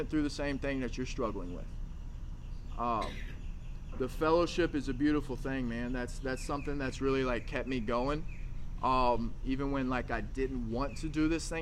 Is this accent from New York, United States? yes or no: no; Arkansas, United States; moved away; I'm from Arkansas.